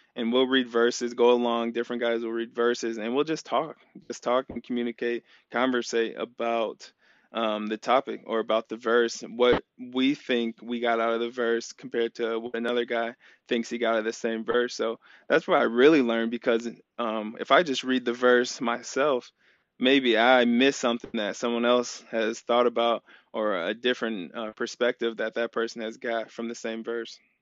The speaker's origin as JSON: {"language": "English", "region": "Iowa", "country": "United States", "tie": "born or raised there", "moved": "as an adult", "lives_now": "Arizona, United States", "said": "growing up in Iowa, it's, it's a lot slower"}